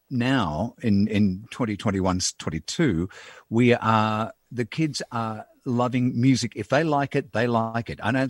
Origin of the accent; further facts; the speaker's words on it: Melbourne, Victoria, Australia; I grew up in East St Kilda. It's uh, it was actually uh, interesting growing up uh, in the when I was born in '51. Mm. Um, so I'm in my 70th year now